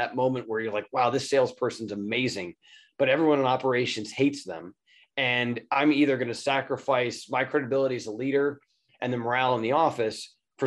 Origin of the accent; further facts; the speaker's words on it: Cleveland, Ohio, United States; I grew up in Cleveland, Ohio, and I did an internship there